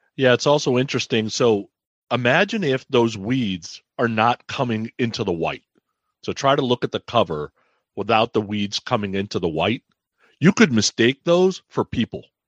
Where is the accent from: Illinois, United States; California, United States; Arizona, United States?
California, United States; Bay Area; I grew up in the Bay Area, went to high school in the Bay Area